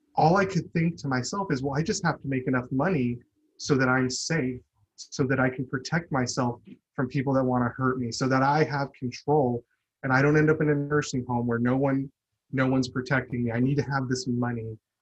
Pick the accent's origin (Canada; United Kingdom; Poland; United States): United States; Chandler, Arizona; I grew up in Chandler, Arizona